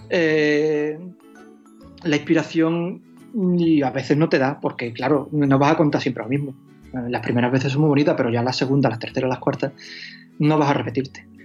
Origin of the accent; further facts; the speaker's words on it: Huelva, Andalusia, Spain; now in Seville, Spain; Yo en realidad tampoco soy de Sevilla, soy de Huelva, pero.